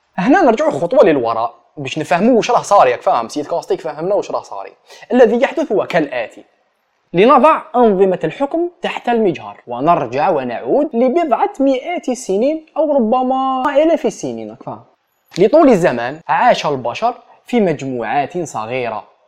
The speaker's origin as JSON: {"language": "Arabic", "town": "Ghardaia", "region": "Ghardaïa Province", "country": "Algeria", "said": "مدينتي كش واحد يعرف المشاكل تاع غردايا"}